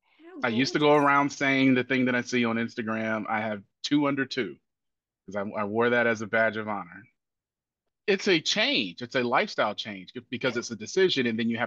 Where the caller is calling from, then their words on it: Nashville, Tennessee, United States; I am dialing in from Nashville, Tennessee, in the southeast portion of the United States.